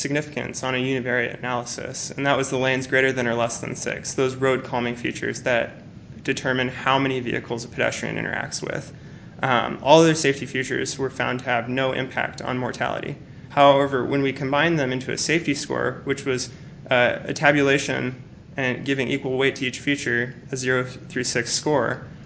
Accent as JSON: {"language": "English", "town": "Seattle", "region": "Washington", "country": "United States", "moved": "yes", "lives_now": "Phoenix, United States", "said": "I am originally from Seattle, Washington"}